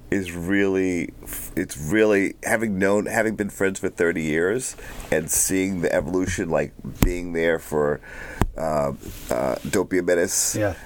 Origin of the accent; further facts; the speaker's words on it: New York, United States; moved away; I'm from New York